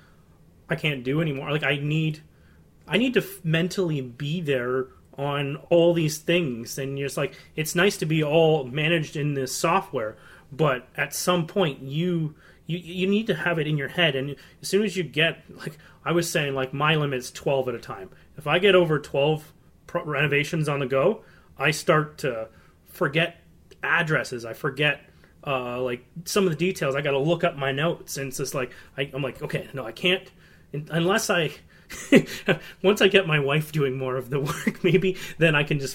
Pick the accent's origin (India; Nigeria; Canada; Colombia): Canada; I'm from Canada